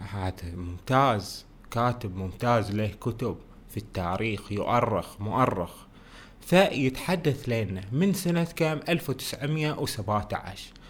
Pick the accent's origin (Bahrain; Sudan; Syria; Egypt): Bahrain; اللي يخص بلدنا البحرين واللي يخص شنو المقاومه ونصرة فلسطين